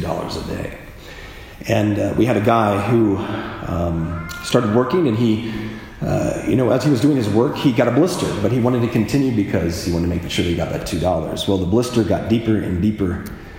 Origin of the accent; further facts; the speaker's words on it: Midwest, United States; I grew up in the Midwest